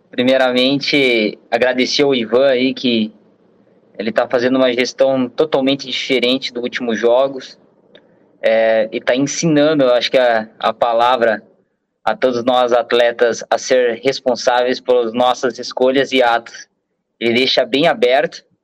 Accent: Curitiba, Paraná, Brazil; Para quem não sabe, eu sou de Curitiba.

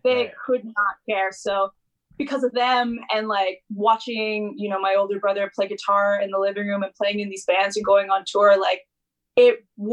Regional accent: Calgary, Alberta, Canada; I'm actually from Calgary. I was born there.

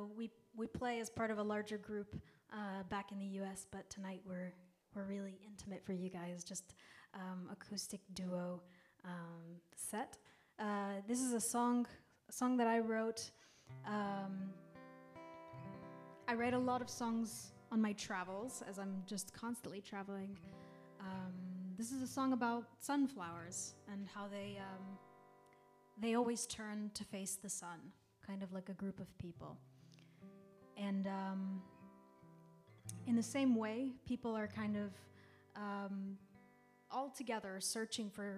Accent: Houston, Texas, United States; moved away as an adult; now in Palermo, Italy; We are originally from Houston, Texas, but for the past year we've been based in Palermo, Sicily

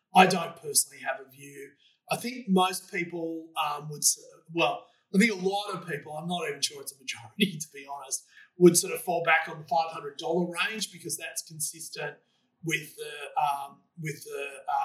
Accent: Australia; we Australian taxpayers

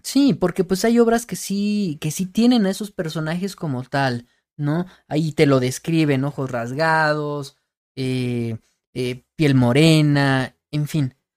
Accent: Mexico; soy mexicano y todo el rollo, no somos güeros de ojos verdes

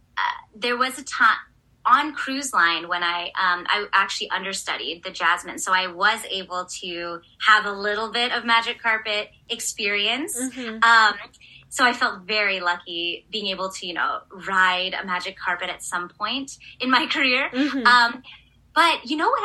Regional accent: California, United States; I'm from California

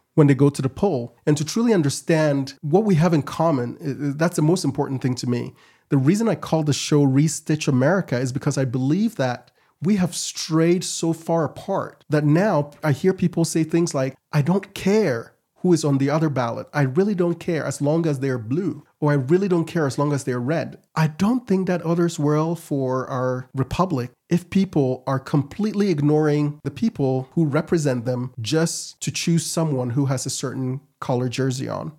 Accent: Ghana; now in Utah, United States; I'm from Ghana originally.

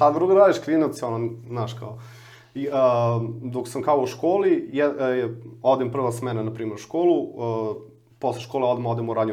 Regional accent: Smederevo, Podunavlje District, Serbia; ja sam inače iz Smedereva, pokupim neke stvari iz Smedereva koje sam imao

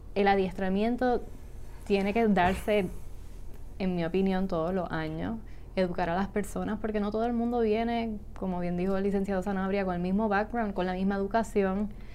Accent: Puerto Rico; nosotros acá en Puerto Rico

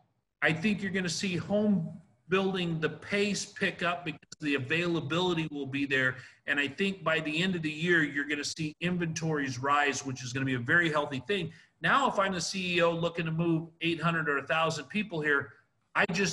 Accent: Idaho, United States; I grew up in Idaho

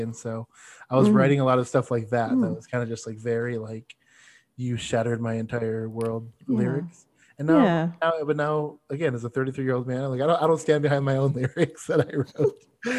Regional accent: Florida, United States; when I grew up in South Florida, so we played like a venue there.

